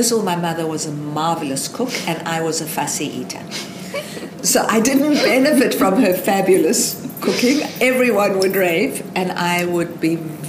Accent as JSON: {"language": "English", "country": "South Africa", "tie": "born or raised there", "moved": "yes", "lives_now": "Australia", "said": "I was born in South Africa."}